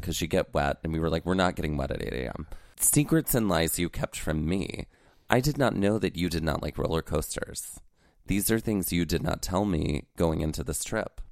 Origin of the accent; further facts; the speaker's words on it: Mississippi, United States; Growing up in Mississippi